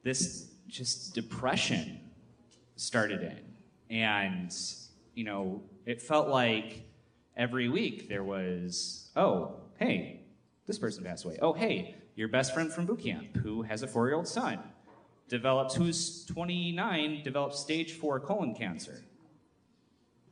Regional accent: Michigan, United States; I'm from Michigan

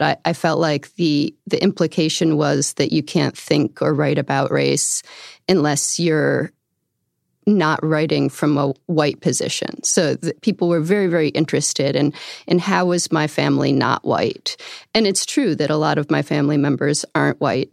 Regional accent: outside of Albany, upstate New York, United States; I grew up in upstate New York, outside of Albany

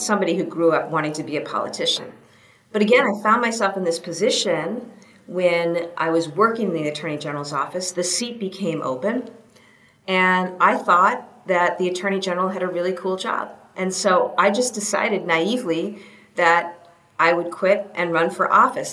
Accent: New Hampshire, United States; moved away; I grew up in New Hampshire

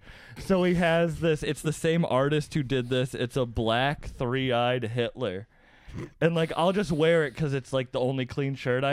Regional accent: Massachusetts, United States; I grew up in Massachusetts.

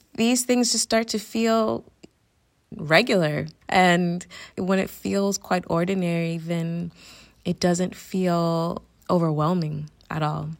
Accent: Suwanee, Georgia, United States; moved away as an adult; also born or lived in Atlanta / Florida; now in Barcelona, Spain; I'm from Suwannee, Georgia

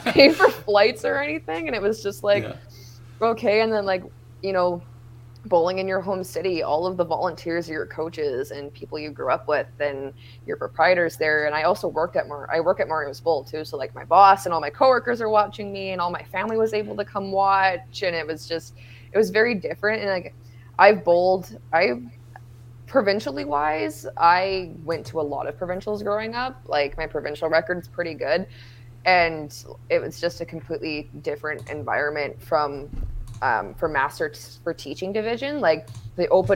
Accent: Thunder Bay, Ontario, Canada; It was my rookie year in my hometown.

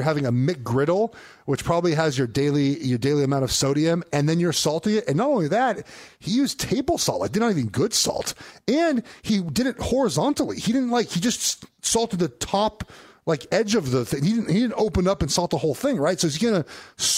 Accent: Los Angeles, California, United States; I'm from West Los Angeles.

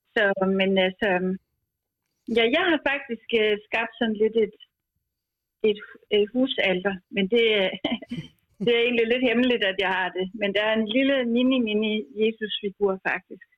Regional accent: Skive, Central Denmark Region, Denmark; now in Copenhagen, Denmark; jeg er fra Skive, men bor i København

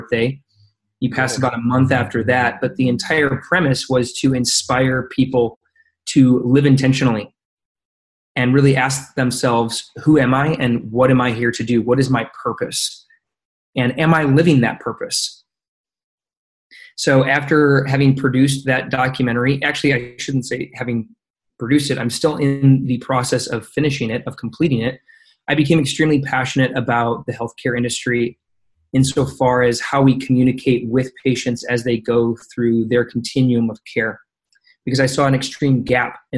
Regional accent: Michigan, United States; moved away as an adult; also born or lived in Minnesota / Chicago; now in Los Angeles, United States; I'm originally from the Midwest, born and raised in Michigan

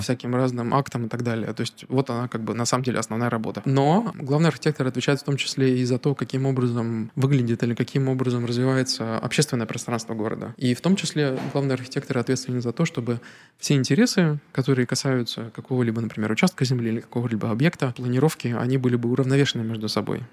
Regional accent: Narva, Ida-Viru County, Estonia; also born or lived in Petropavlovsk-Kamchatsky, Russia; мы переехали в Нарву, когда мне был буквально годик, то uh-huh. для меня как бы uh-huh. мой родной город все-таки Нарва.

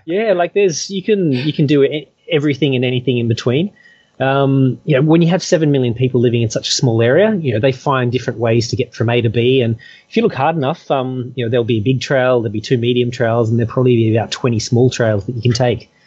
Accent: Perth, Western Australia, Australia; moved away as an adult; now in Hong Kong; I came from Perth

